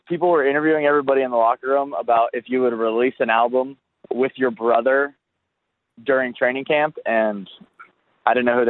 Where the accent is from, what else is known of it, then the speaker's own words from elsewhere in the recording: Canada; Yeah, it's known I'm Canadian. I get the CFL jokes in our meeting rooms all the time. It's definitely known that I'm the Canadian guy.